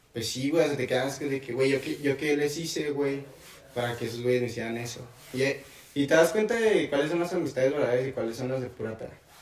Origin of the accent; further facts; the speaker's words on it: Casas Grandes, Chihuahua, Mexico; yo soy de Casas Grandes, nací allá